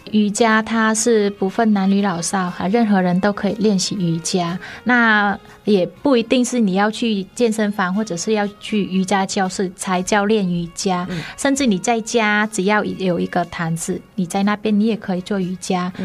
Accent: Hanoi, Vietnam; Chinese is a second language; moved away as an adult; also born or lived in Kaohsiung, Taiwan; now in Taiwan; 我来自越南的河内，啊，算是越南的北部

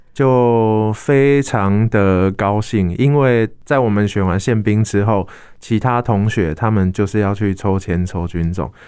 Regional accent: Kaohsiung, Taiwan; moved away as an adult; 我的家人都在高雄

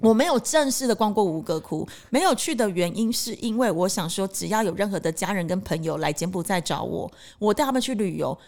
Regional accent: Taiwan; now in Cambodia; 我台湾人

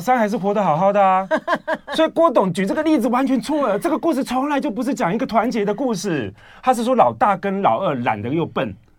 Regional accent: Yunlin County, Taiwan; now in Changhua, Taiwan; 我们老家在云岭啊

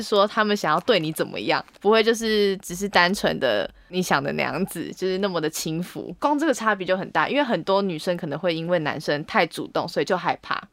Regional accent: Taiwan; 我来自，来自台湾

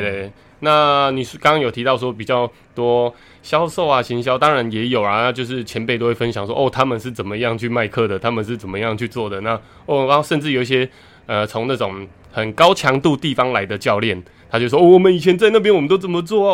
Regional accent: Taitung, Taitung County, Taiwan; 我是台东人啊，那我们台东的体育场啊，其实就是绕着那个台东大学体育系的系馆旁边

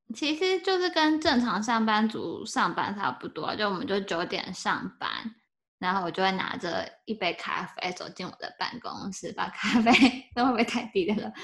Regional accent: Taiwan; 我是台湾人

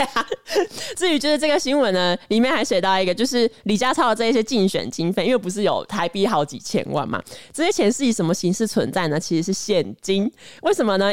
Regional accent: Kaohsiung, Taiwan; 我的家乡高雄

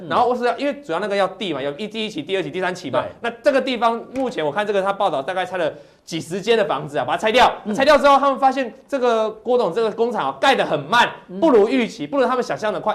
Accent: Taiwan; 我们台湾这边

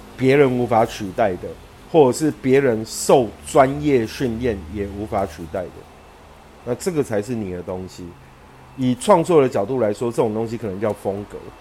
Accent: Yunlin County, Taiwan; 我们老家云林

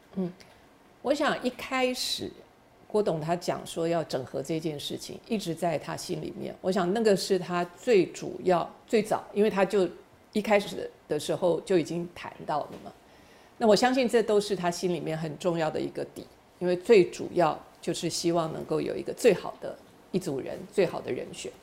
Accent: Taiwan; 我生在台湾，长在台湾，心在台湾

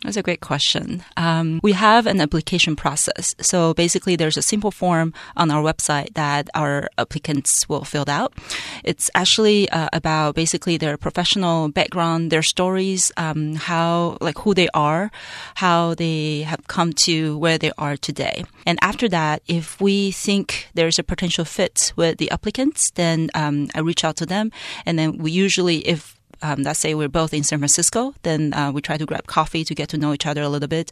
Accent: Taiwan; moved away as an adult; also born or lived in Canada / Hong Kong / Silicon Valley, United States; born and raised in Taiwan

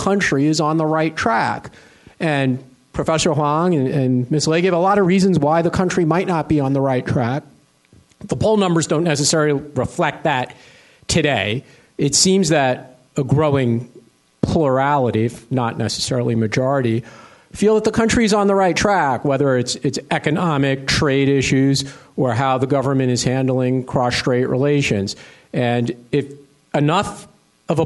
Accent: United States; now in Asia; as an American

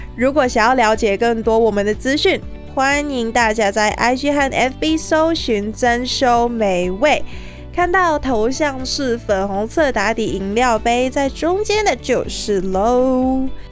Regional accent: Hong Kong; moved away as an adult; now in Taiwan; 我从小在香港接触到的邻居都是有事才会来敲门

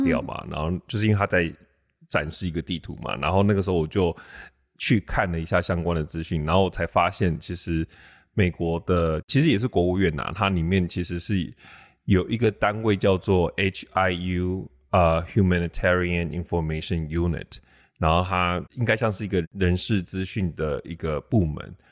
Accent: Taiwan; now in United States; 我是台湾人，也是，同时也是可能美国人

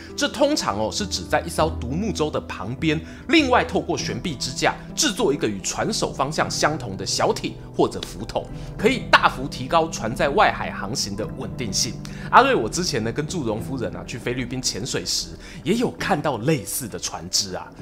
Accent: Yilan County, Taiwan; 我故乡伊兰的苏澳港旁边

